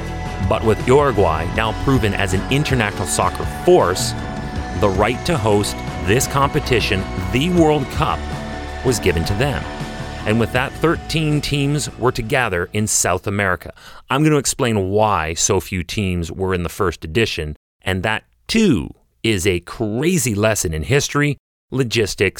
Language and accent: English; Canada; I'm a Canadian